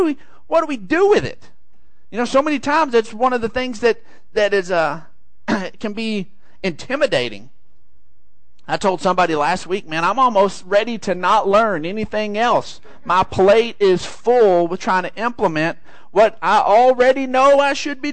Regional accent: San Angelo, Texas, United States; we're from San Angelo

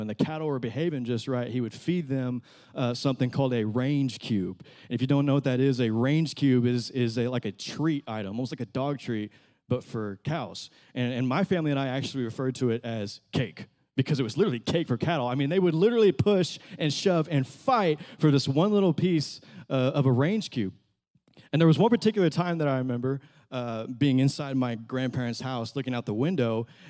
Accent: Little Riviera, Texas, United States; I actually grew up a country boy. I mean, I grew up in Little Riviera, Texas, very rural area. I'm talking cowboy country as they come.

